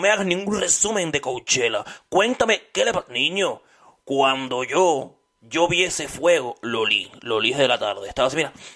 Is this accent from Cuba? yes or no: yes; Cuba; moved away; Así somos los cubanos